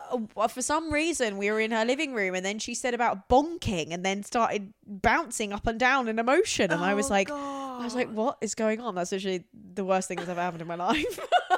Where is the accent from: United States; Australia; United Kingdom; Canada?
Australia; Perth, Western Australia; It's only funny because I'm from Perth and she's got it wrong.